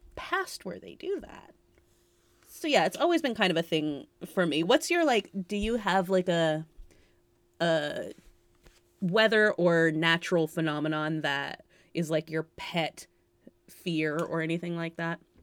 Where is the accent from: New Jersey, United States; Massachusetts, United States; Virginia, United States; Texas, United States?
Massachusetts, United States; also born or lived in California; I'm obviously from Massachusetts